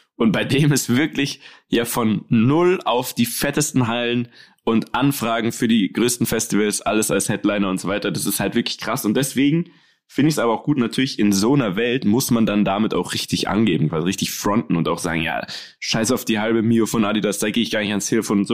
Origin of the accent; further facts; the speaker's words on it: Munich, Bavaria, Germany; bei uns in München